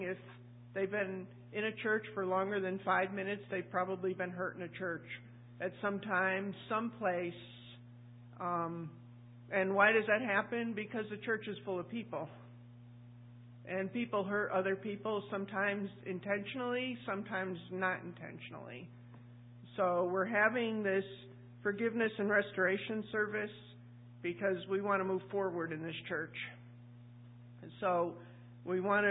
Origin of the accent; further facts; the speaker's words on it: New England, United States; moved away; I'm from New England